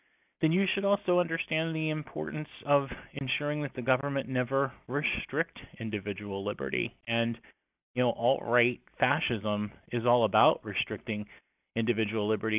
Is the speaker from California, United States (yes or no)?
no; Shenandoah Valley of Virginia, United States; I grew up in the Shenandoah Valley of Virginia